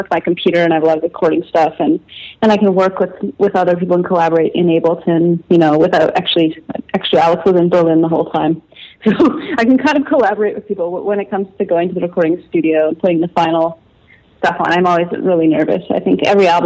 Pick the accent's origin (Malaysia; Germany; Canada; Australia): Canada; Calgary, Alberta; growing up in Calgary, Alberta, you know, in the Texas of Canada, in a Pentecostal family